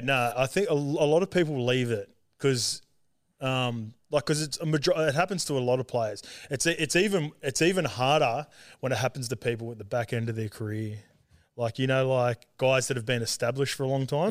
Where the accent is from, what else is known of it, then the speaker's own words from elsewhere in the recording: Sydney, New South Wales, Australia; also born or lived in Auckland, New Zealand / Salford, England; I grew up in, like, Western Sydney out Saint Clair Way near Penrith